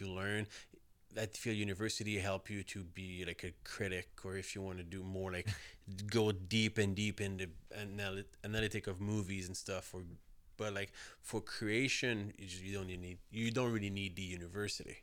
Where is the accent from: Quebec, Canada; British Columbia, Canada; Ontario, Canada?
Quebec, Canada; south shore of Montreal; I grew up outside Montreal, like, uh, s, uh, on the so, south shore of Montreal.